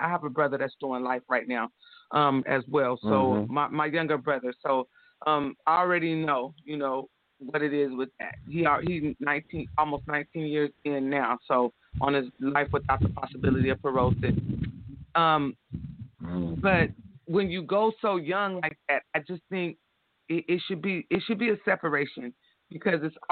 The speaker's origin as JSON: {"language": "English", "town": "Jacksonville", "region": "Florida", "country": "United States", "tie": "born or raised there", "said": "I was born in Jacksonville, but all my family is in Florida and Georgia"}